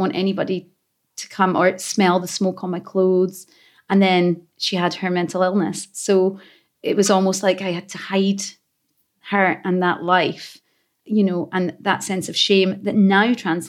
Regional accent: Glasgow, Scotland, United Kingdom; accent: thickest Glaswegian accent; I grew up in the East End of Glasgow as a young child

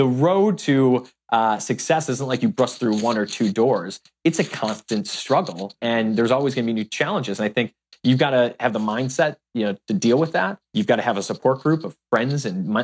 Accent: Chicago, Illinois, United States; we grew up on the South Side of Chicago

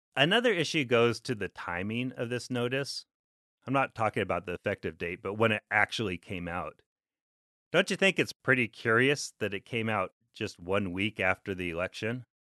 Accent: Alaska, United States; moved away; growing up in Alaska

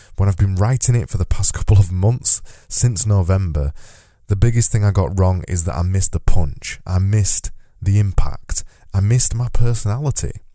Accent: Yorkshire and the Humber, United Kingdom; accent: Yorkshire; my Yorkshire accent means that I extend my vowels

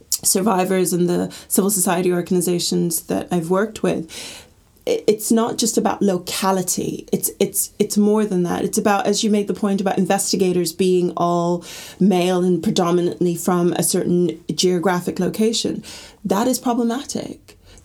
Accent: Gambia; also born or lived in Middle East; so I'm from the Gambia, and I was brought up in the Middle East

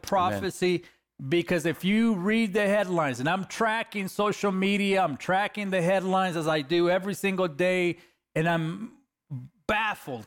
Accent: Los Angeles, California, United States; I'm a kid from East L A, California. I'm a next gang member that God called out of the inner city of L

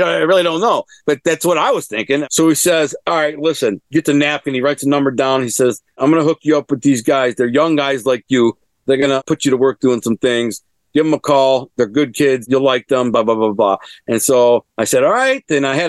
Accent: Detroit, Michigan, United States; And I introduce myself to like, what's up? And I tell them, well, I'm from Detroit.

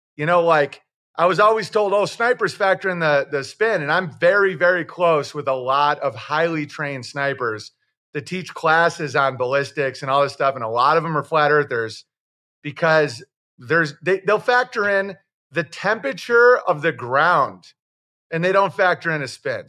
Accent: Oswego, New York, United States; I'm from Oswego, New York

